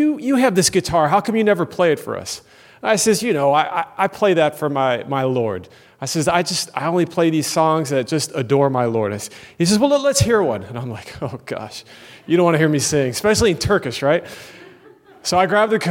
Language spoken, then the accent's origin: English; United States; moved away; also born or lived in Turkey; I'm an American